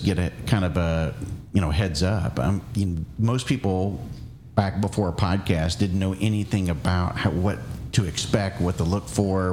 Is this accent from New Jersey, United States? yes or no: no; Florida, United States; moved away; I'm from Florida